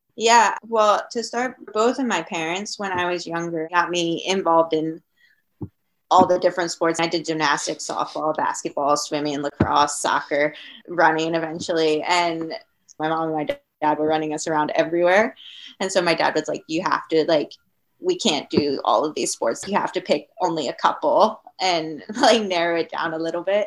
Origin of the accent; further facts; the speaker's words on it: Maryland, United States; moved away as an adult; also born or lived in New York / Colorado; we're from Maryland, and my dad and I drove out from Maryland to Colorado